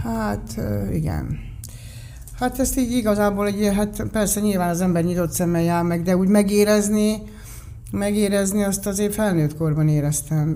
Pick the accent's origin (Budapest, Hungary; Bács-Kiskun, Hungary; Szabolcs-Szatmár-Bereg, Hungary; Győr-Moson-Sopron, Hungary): Budapest, Hungary; én igazából Magyarországon születtem, a szüleim érkeztek ide, a születésünk előtt